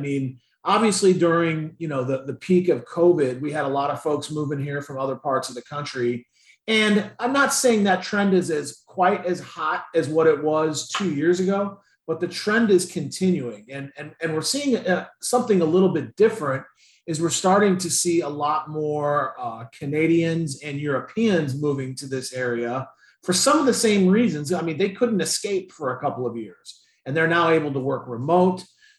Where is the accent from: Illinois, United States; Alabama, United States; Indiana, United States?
Indiana, United States; but I moved here 20 years ago from Indiana, and the economy is infinitely more diverse now than what it was